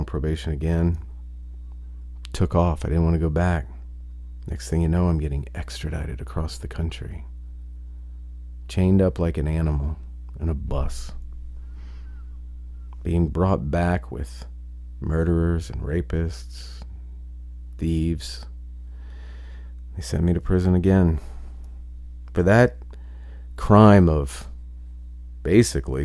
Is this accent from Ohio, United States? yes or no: yes; Ohio, United States; moved away; I come from a very, very small town in Ohio